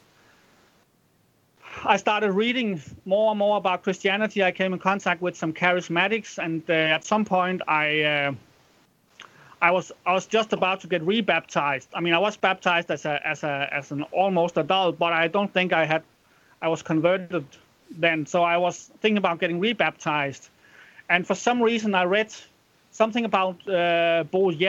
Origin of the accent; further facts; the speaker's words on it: Randers, Central Denmark Region, Denmark; Now I was born in Randers, which is I think it's the sixth largest city in Denmark now.